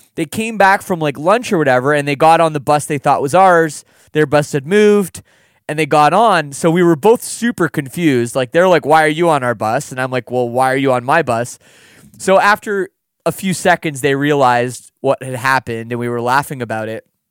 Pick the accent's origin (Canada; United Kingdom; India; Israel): Canada; we're Canadian